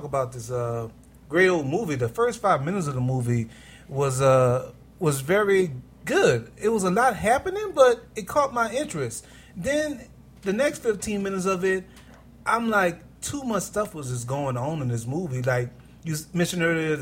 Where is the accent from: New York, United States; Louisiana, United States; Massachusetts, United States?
Louisiana, United States; New Orleans; I'm from Holly Grove.